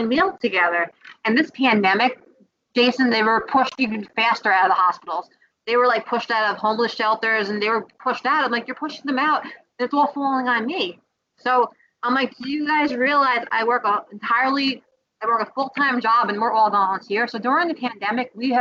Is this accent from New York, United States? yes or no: yes; New York City, New York, United States; I was born in the Bronx